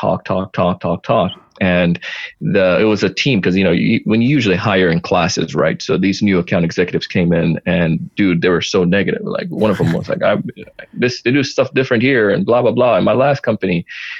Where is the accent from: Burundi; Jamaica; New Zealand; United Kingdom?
Jamaica; I did track being Jamaican